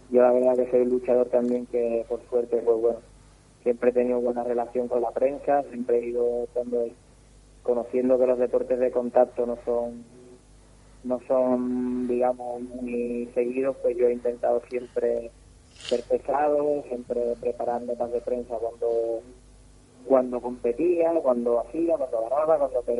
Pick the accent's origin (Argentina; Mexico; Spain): Spain; Cádiz, Andalusia; soy de Cádiz